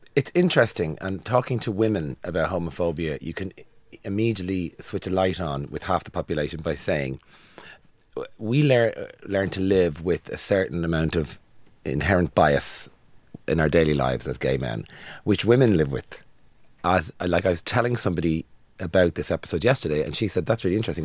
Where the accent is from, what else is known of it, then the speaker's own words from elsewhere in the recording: Dublin, Leinster, Ireland; I'm from Dublin